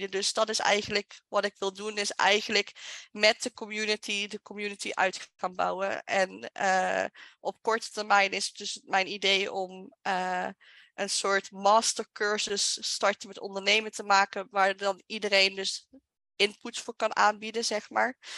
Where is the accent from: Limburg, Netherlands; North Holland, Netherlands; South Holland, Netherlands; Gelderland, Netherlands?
Limburg, Netherlands; moved away; also born or lived in Utrecht; Want ik ben ook vanuit Limburg naar Utrecht geëmigreerd.